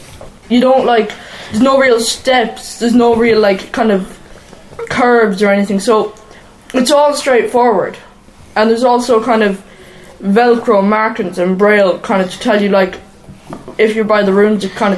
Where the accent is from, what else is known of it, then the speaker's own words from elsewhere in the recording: Cork, Munster, Ireland; I am from Cork. And I'm here at Coot Hall.